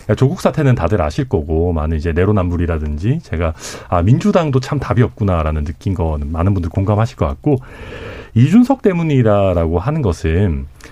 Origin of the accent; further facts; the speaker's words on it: Daegu, South Korea; now in Suncheon, South Korea; 대구에서 태어나서 전남 순천에 살고 있는